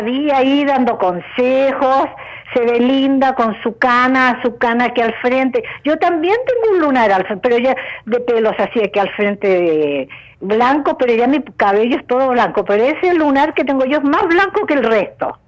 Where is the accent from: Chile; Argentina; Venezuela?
Chile; yo soy chilena